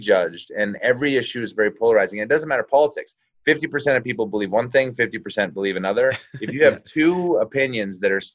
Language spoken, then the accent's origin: English; Calgary, Alberta, Canada; grew up in Calgary